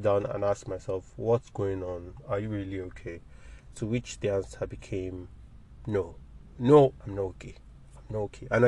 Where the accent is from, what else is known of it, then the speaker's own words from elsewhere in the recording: Nigeria; We grew up in Nigeria